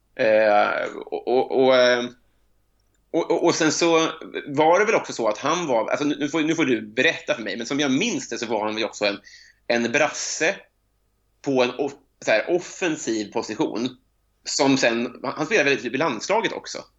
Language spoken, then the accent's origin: Swedish; Sweden; som svensk